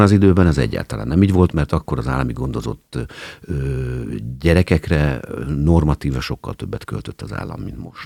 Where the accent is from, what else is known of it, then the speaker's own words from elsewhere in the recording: Hungary; én állami gondozottként nőttem föl